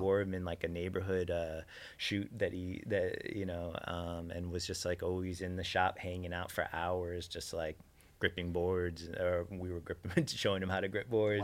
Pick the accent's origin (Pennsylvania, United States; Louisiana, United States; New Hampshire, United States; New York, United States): New York, United States; New York City; growing up in New York